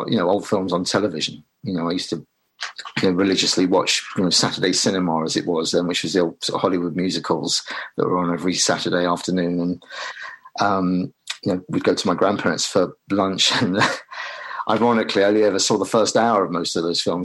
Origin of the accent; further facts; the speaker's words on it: London, United Kingdom; I grew up in Swiss Cottage, but I go to what's Ravenscourt Park, actually, which is one stop up from Hammersmith, to school every day.